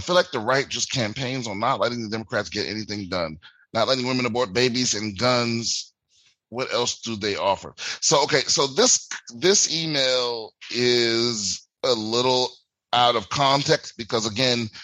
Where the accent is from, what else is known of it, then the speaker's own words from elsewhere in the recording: Washington, District of Columbia, United States; moved away; my hometown, I'm performing in DC in a few weeks